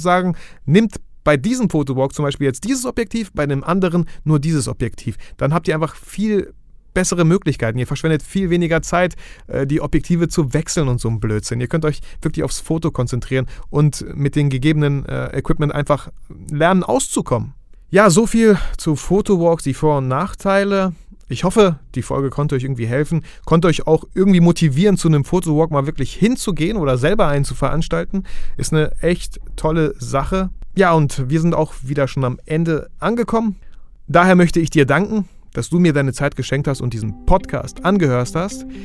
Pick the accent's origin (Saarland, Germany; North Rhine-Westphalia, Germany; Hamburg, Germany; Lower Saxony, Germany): North Rhine-Westphalia, Germany; Bielefeld; Schaut einfach in Facebook-Gruppen rein, ich komme aus Bielefeld.